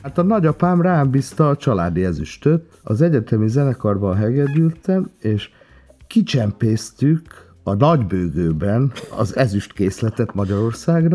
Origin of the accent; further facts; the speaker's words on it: Transcarpathia, Zakarpattia Oblast, Ukraine; moved away as an adult; now in Hungary; mivel Kárpátodán születtem, magyar vagyok, de meg ukrán is